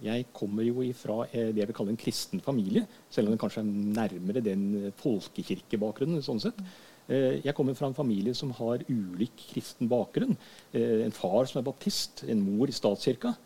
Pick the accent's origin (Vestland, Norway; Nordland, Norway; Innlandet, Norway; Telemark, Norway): Telemark, Norway; Skien; also born or lived in Hønefoss; oppvekst og sånt har jeg fra Skien. Ja. Det er der jeg har min oppvekstbakgrunn.